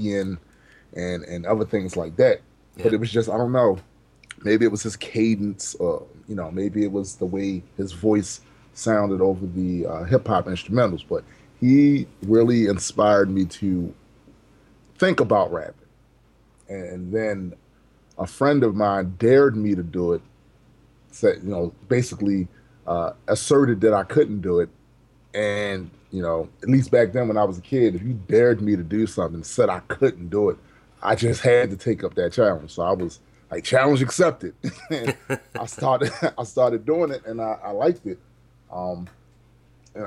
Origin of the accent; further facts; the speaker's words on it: Baltimore, Maryland, United States; I was born and raised in Baltimore City, Maryland